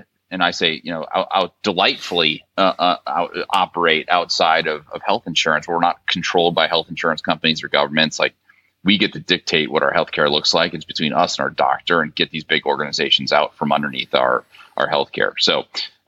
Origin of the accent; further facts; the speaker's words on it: St. Louis, Missouri, United States; moved away as an adult; also born or lived in Stanford, California / Dayton, Ohio; I'm a Midwesterner. I'm from St. Louis originally